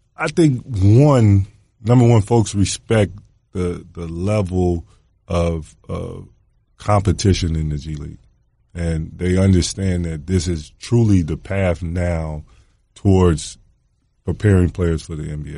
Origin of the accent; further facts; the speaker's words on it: Atlanta, Georgia, United States; growing up in Atlanta